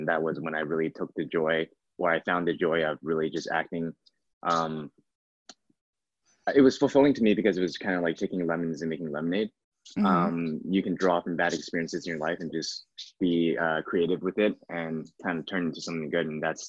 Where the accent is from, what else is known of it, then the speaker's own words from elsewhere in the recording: Vancouver, British Columbia, Canada; I'm born and raised in Vancouver, Canada.